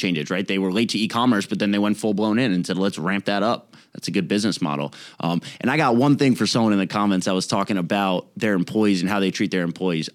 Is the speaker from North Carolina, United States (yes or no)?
yes; Raleigh, North Carolina, United States; we're from Raleigh, North Carolina